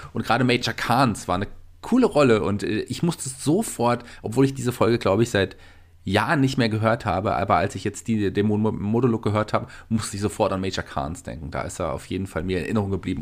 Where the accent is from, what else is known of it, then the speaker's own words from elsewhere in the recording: Germany; bei uns in Deutschland